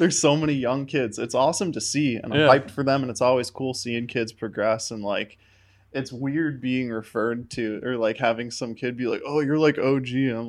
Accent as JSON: {"language": "English", "town": "Kinderhook", "region": "New York", "country": "United States", "tie": "born or raised there", "said": "Outside of Albany, New York."}